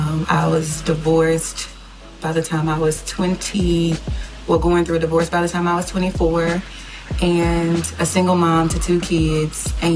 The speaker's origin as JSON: {"language": "English", "town": "Gulfport", "region": "Mississippi", "country": "United States", "said": "I'm from Gulfport, Mississippi."}